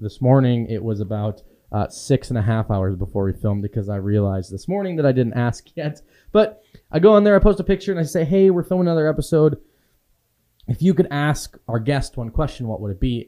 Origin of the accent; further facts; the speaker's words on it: Waldo, Wisconsin, United States; moved away; I grew up in a town of four hundred and fifty people